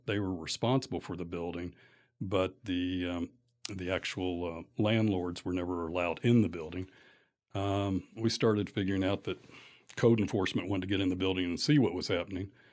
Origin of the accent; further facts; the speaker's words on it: Lexington, Kentucky, United States; also born or lived in Atlanta; born and raised in Lexington